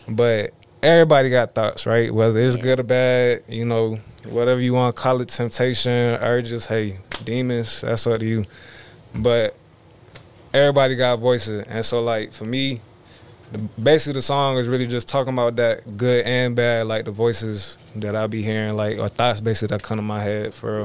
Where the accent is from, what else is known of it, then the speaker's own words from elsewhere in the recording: Georgia, United States; I was born in Georgia, Wanda, Georgia